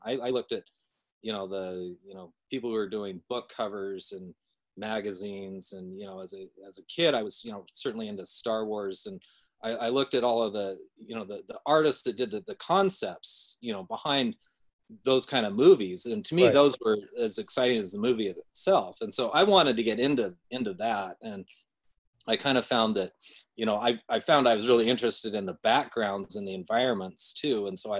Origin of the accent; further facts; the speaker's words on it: Salt Lake City, Utah, United States; Yeah, I was born in Salt Lake.